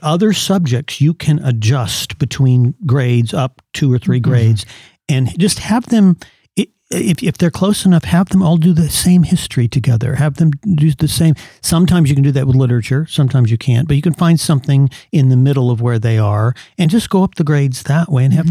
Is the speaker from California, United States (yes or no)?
yes; California, United States; I went to Christian schools in growing up in California